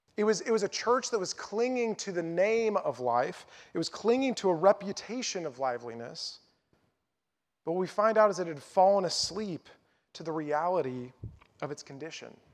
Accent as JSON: {"language": "English", "region": "North Carolina", "country": "United States", "tie": "born or raised there", "also_born_or_lived": "Lincoln, Nebraska", "said": "my hometown in North Carolina"}